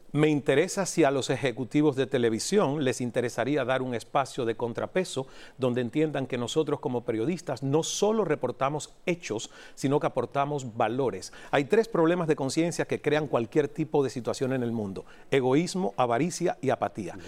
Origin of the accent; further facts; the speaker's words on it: Cuba; moved away as an adult; also born or lived in Toronto, Canada; a los 28 años me rompí cuando era mesero en Toronto, Canadá. Saliendo de Cuba